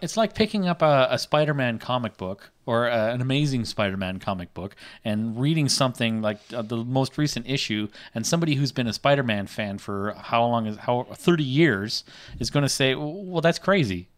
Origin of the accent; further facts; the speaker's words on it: Canada; accent: Canadian; I am Canadian.